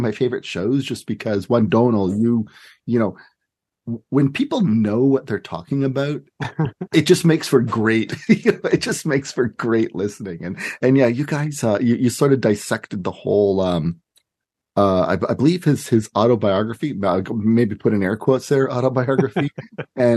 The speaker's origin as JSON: {"language": "English", "town": "Montreal", "region": "Quebec", "country": "Canada", "tie": "born or raised there", "moved": "yes", "said": "I grew up in Montreal myself. Spent my boyhood there"}